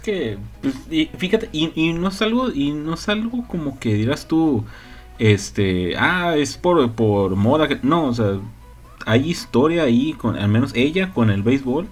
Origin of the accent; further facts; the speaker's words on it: Mexico; Somos mexicanos